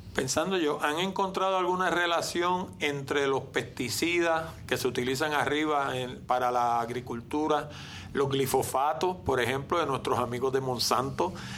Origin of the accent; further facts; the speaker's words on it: Puerto Rico; como puertorriqueño que vivo en la Isla Grande